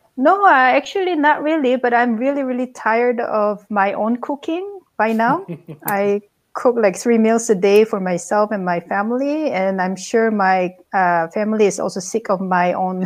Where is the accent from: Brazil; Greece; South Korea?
South Korea; also born or lived in Bangkok, Thailand; now in Hamburg, Germany; originally, I'm from South Korea